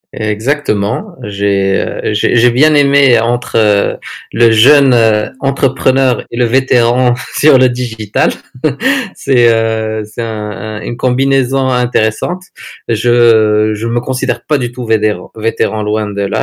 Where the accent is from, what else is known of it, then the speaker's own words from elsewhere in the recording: Agadir, Souss-Massa, Morocco; moved away as an adult; also born or lived in Netherlands / Paris / Dubai; now in Agadir, Morocco; je suis né à Agadir en 1982. Euh, donc parcours euh, traditionnel. Euh, j'ai fait les écoles ici à Agadir.